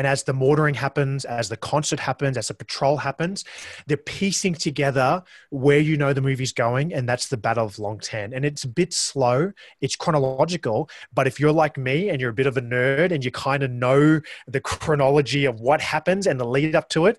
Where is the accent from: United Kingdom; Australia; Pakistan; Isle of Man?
Australia; accent: Australian; that's my accent. That is the Australian accent